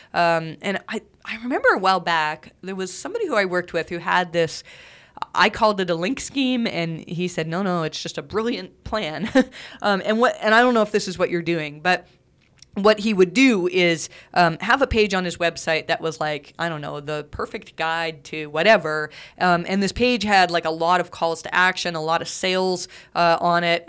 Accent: Canada; I'm Canadian

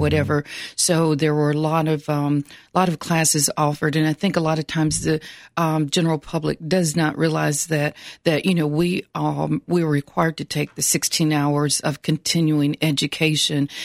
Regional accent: Franklin, Tennessee, United States; I'm originally from Franklin, Tennessee

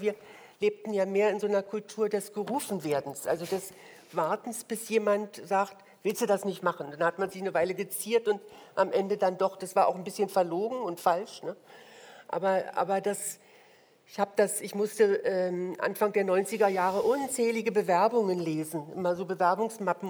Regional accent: East Germany, Germany; now in Berlin, Germany; dass ich aus dem Osten komme

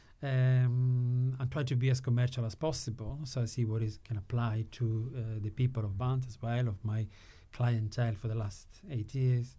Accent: Sicily, Italy; moved away; I'm from Sicily, but my grandmother was from Florence

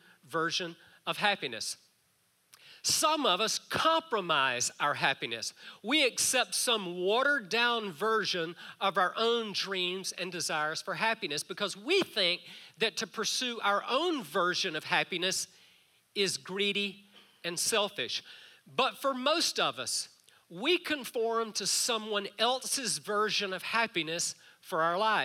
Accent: South Georgia, United States; Our neighbors to the left side of our house growing up in South Georgia had one of the biggest homes in town

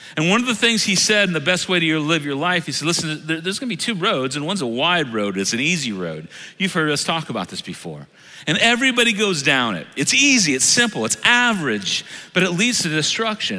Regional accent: United States; I love being an American

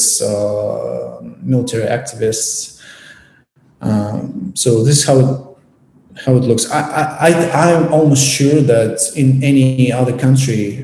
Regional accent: Volnovakha, Donetsk Oblast, Ukraine; I grew up and lived for most of my life in the city of Volnovakha, which is like 15-20 kilometers west to the front line.

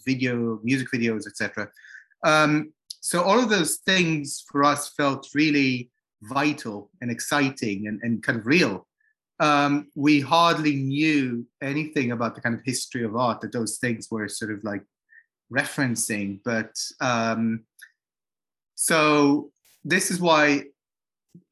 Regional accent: Jerusalem, Jerusalem District, Israel; now in London, United Kingdom; we're from Jerusalem rather than Israel

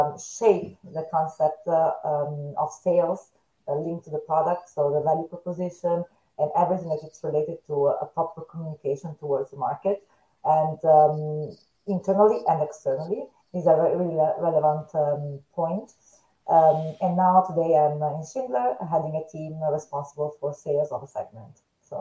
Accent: Italy; I come from Italy

